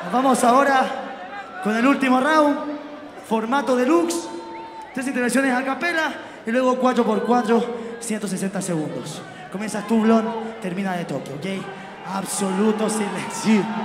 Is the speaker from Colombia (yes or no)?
no; Spain; nosotros a La Rioja